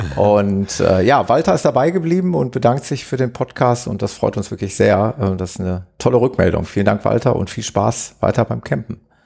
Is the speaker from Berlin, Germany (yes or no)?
no; Gelsenkirchen, North Rhine-Westphalia, Germany; ich komme aus Gelsenkirchen, aus dem schönen Ruhrgebiet